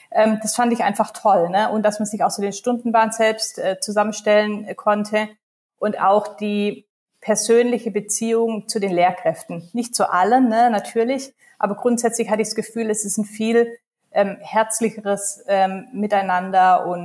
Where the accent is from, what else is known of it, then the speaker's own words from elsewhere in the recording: Baden-Württemberg, Germany; ich komme ursprünglich aus Baden-Württemberg, Kleinstadt, Großraum Stuttgart, ähm, habe drei Geschwister, das heißt, ich bin in einer Großfamilie ähm, aufgewachsen